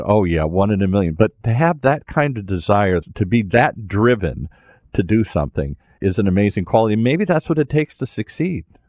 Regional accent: Detroit, Michigan, United States; I grew up in Detroit

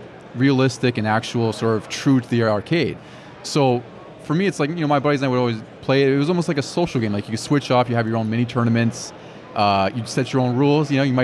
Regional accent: Monterey, California, United States; I grew up in Monterey. So it's a very quiet town, not a whole lot going on.

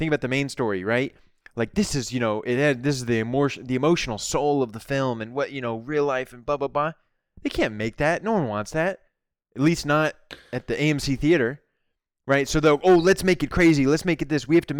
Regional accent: United States; My parents are Chinese, but I'm American.

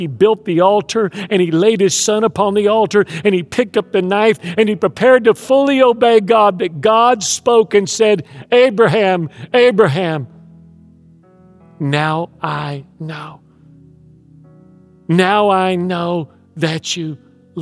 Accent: Houston, Texas, United States; moved away; I grew up in Houston

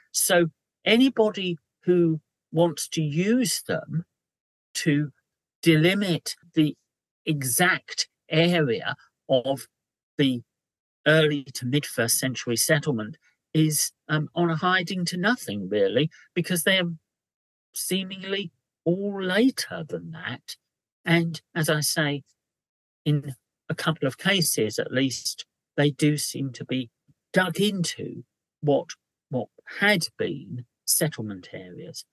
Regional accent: London, United Kingdom; as a Londoner

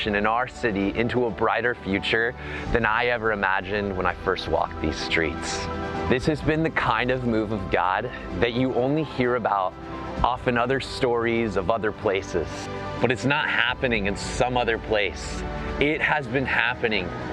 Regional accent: Gresham, Oregon, United States; I grew up in Gresham

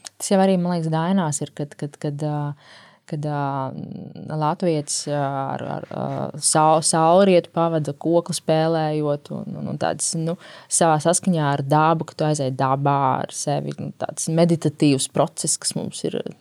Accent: Latvia

